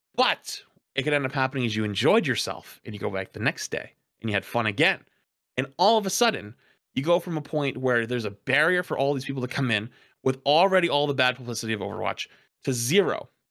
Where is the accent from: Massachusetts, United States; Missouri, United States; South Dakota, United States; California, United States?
Massachusetts, United States; Boston; I'm a Bostonian